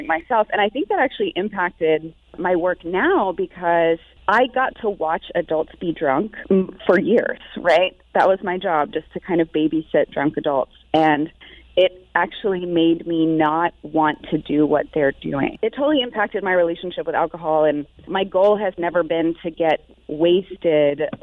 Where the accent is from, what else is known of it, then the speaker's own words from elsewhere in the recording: New Bern, North Carolina, United States; moved away as an adult; also born or lived in Raleigh, North Carolina; now in Sonoma County, California, United States; I grew up in New Bern, and then I went to NC State